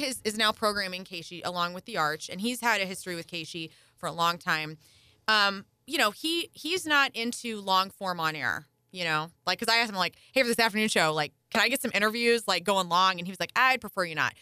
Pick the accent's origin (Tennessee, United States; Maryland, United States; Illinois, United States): Illinois, United States; Carbondale; moved away; also born or lived in St. Louis, Missouri; I grew up down near Carbondale